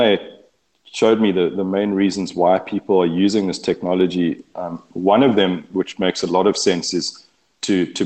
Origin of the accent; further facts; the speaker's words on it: Eastern Cape, South Africa; moved away as an adult; now in Texas, United States; I was born and raised in the Eastern Cape of South Africa, and we were fifth generation on that farm